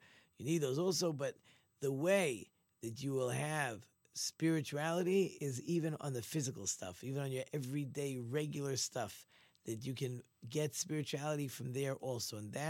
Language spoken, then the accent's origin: English; Ramat Gan, Tel Aviv District, Israel; I grew up in Ramat Gan. We were not religious at all. We were a very irreligious family.